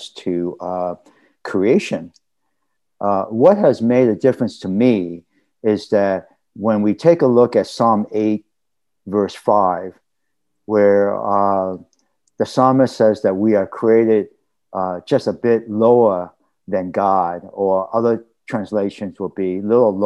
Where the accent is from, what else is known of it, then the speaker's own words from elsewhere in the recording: Boston, Massachusetts, United States; as a male Chinese American, growing up in Roxbury, which is part of a Boston neighborhood